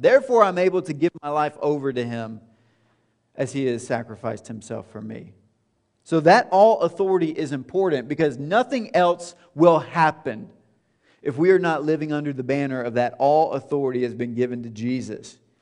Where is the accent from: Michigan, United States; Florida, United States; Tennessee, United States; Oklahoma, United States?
Tennessee, United States; moved away as an adult; now in Indianapolis, United States; It's not where I grew up. It's not home, although now it is home for us. But it's not where we're from. We left, and leaving was hard in twenty thirteen when we left Tennessee.